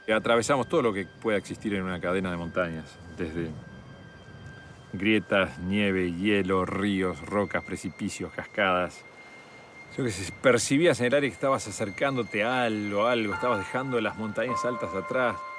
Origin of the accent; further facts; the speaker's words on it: Uruguay; soy uruguayo